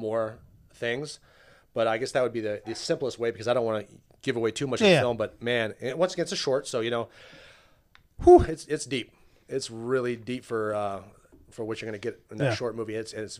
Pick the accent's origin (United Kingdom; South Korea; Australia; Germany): Germany; Well, that was like growing up in Germany. I think we went on a field trip every other week.